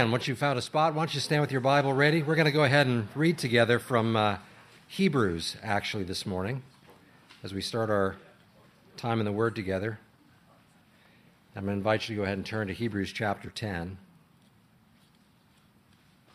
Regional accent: Illinois, United States; moved away; I'm from Illinois

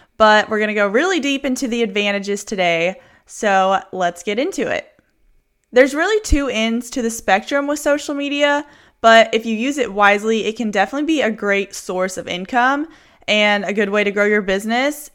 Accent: Houston, Texas, United States; I'm from Houston

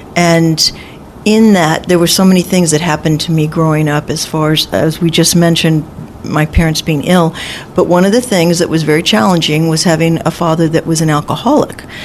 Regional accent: Los Angeles, California, United States; also born or lived in Newport Beach, California; I was born and raised in Los Angeles

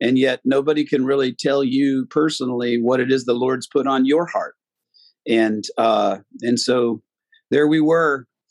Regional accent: Fort Smith, Arkansas, United States; moved away as an adult; Fort Smith, Arkansas, where I was from

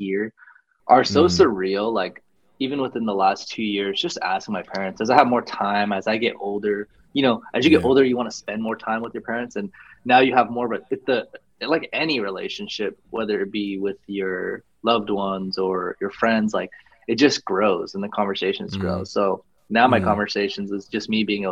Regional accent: Albuquerque, New Mexico, United States; also born or lived in California; Born and raised in Albuquerque, New Mexico.

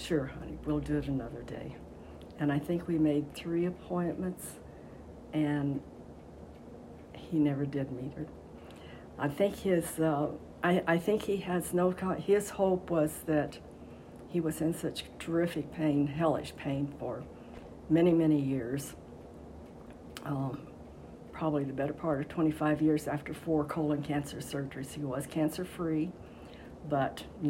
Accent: Longmont, Colorado, United States; I grew up in Longmont. I started fourth grade in Longmont, so I've been around here a long time

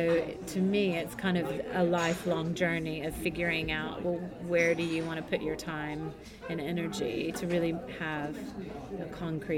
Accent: United States; moved away as an adult; now in London, United Kingdom; you can tell from my accent, I'm from the US

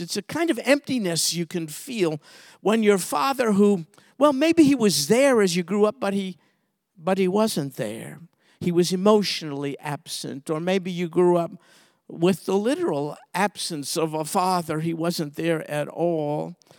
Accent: New York City, New York, United States; I grew up in Brooklyn, New York

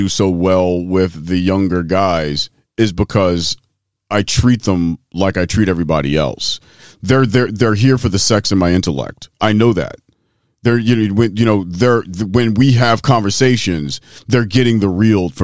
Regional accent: Philadelphia, Pennsylvania, United States; I'm from West Philly

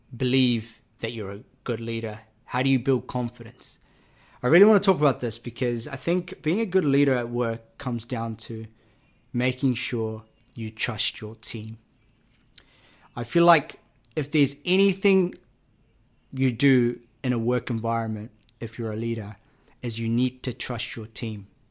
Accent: Auckland, New Zealand; also born or lived in Labasa, Fiji; was raised in South Auckland. Uh, I was born in Fiji, a rural Fijian village called Lumbasa

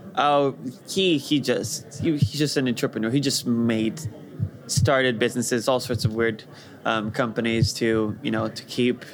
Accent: Rio de Janeiro, Brazil; moved away; I grew up in Brazil in Rio de Janeiro

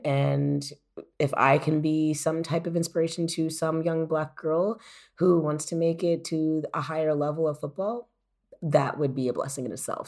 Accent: United States; moved away as an adult; now in Germany; I, as an American

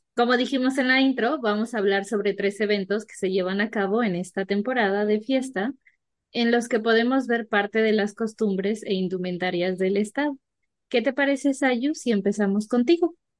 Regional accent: La Mazateca, Oaxaca, Mexico; crecí un tiempo en la Mazateca

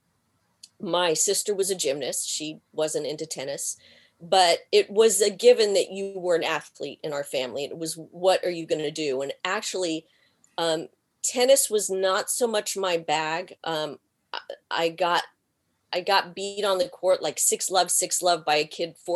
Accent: Texas, United States; accent: Texan; moved away as an adult; now in Los Angeles, United States; I am a Texan, born and bred

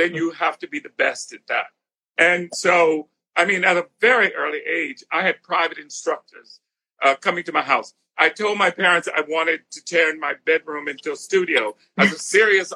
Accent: South Carolina, United States; moved away as an adult; also born or lived in Philadelphia / New York; Having grown up in South Carolina

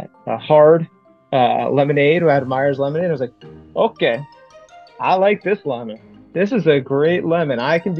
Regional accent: Providence, Rhode Island, United States; moved away as an adult; now in New Orleans, United States; I am originally from Providence, Rhode Island

